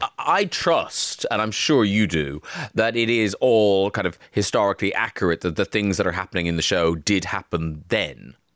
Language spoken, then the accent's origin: English; Ireland; I'm from Ireland